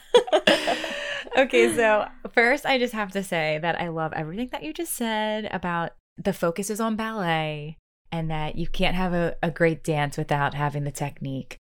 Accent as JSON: {"language": "English", "region": "Maryland", "country": "United States", "tie": "born or raised there", "said": "I grew up in Maryland"}